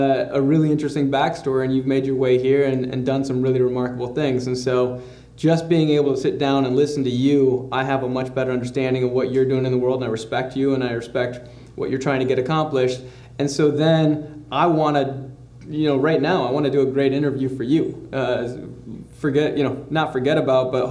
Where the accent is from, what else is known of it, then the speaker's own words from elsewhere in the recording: Grand Rapids, Michigan, United States; moved away as an adult; also born or lived in Stanford; now in Los Angeles, United States; growing up in Michigan. That's right. Grand Rapids, Michigan